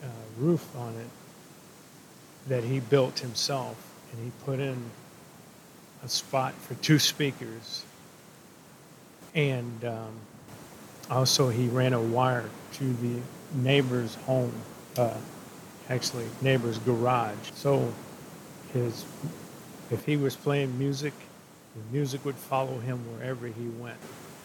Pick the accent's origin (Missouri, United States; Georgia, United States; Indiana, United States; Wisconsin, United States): Missouri, United States; St. Louis; moved away; also born or lived in Minnesota; As a kid growing up in St. Louis, Missouri